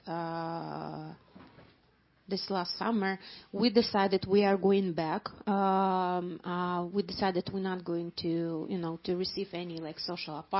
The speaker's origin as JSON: {"language": "English", "town": "Mariupol", "region": "Donetsk Oblast", "country": "Ukraine", "also_born_or_lived": "Poland", "second_language": "English", "moved": "as an adult", "lives_now": "Germany", "said": "I'm originally from Mariupol"}